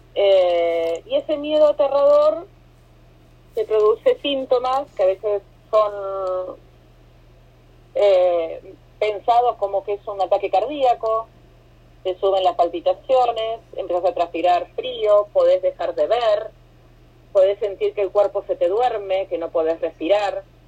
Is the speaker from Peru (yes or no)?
no; Argentina; moved away as an adult; also born or lived in Costa Rica; now in Miami, United States; soy argentina, viviendo en Miami hace 6 años. Me fui de Argentina hace 7, viví en Costa Rica dos años primero